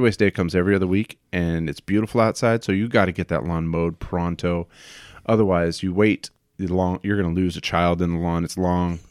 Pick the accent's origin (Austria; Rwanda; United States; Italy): United States; Hanford, California; now in Washington, United States; Born in a, a, a little truck stop town called Hanford